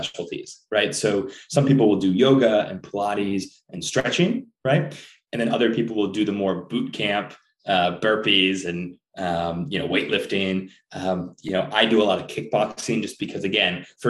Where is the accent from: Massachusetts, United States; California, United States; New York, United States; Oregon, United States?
New York, United States; Rochester; now in New York City, United States; I grew up in Rochester, New York